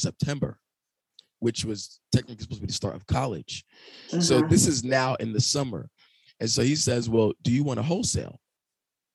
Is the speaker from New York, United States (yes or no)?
yes; New York City, New York, United States; I'm from Brooklyn. Never been outside of Brooklyn